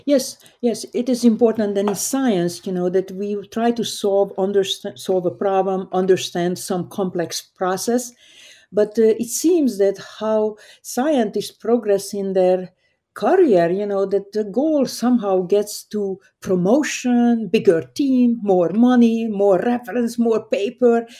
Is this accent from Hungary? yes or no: yes; Hungary; moved away; I grew up in Hungary, a very small town